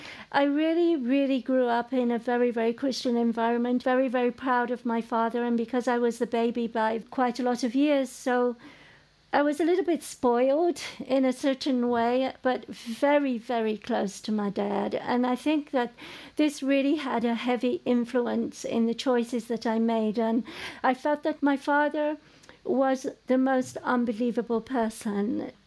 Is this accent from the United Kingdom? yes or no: yes; England, United Kingdom; growing up in England